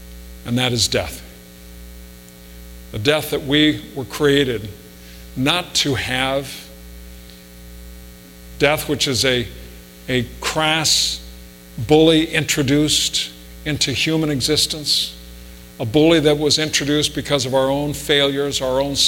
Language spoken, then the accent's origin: English; Spokane, Washington, United States; I was a kid growing up in Spokane